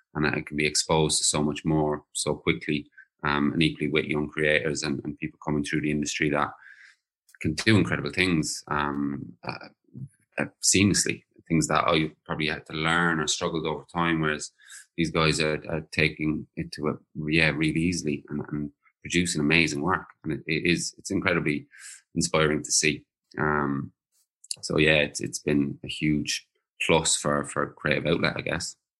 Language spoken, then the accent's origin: English; Ireland; now in London, United Kingdom; I am back in the homeland. I am in Ireland